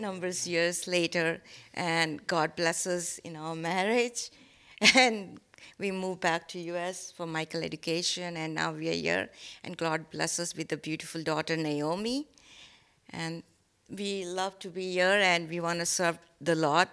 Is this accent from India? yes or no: yes; India; English is a second language; moved away; I born and brought up in India